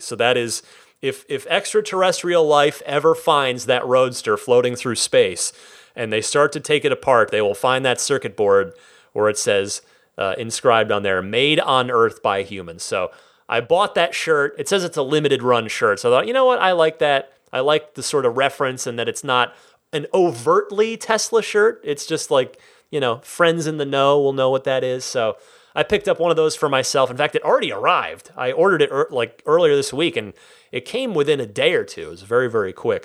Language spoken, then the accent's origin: English; Vernon, New Jersey, United States; moved away; I am from New Jersey originally. Vernon, represent.